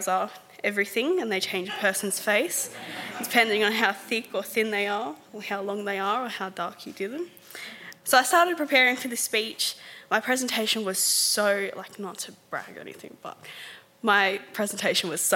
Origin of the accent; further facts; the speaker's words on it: Sydney, New South Wales, Australia; I grew up in Mount Druitt